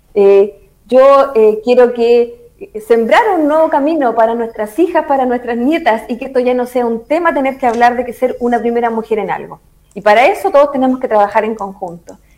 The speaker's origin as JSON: {"language": "Spanish", "town": "Constitución", "region": "Maule", "country": "Chile", "said": "soy de Constitución"}